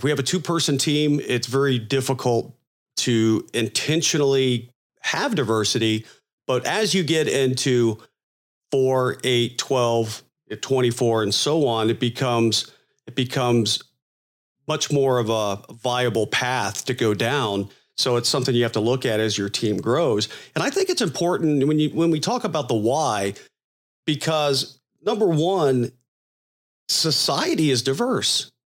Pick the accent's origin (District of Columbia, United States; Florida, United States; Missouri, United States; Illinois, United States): Florida, United States; I'm from Florida